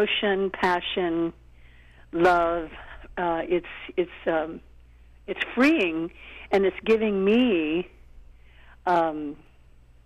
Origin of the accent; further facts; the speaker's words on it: Tulsa, Oklahoma, United States; moved away; also born or lived in St. Louis, Missouri; I'm from Oklahoma, Tulsa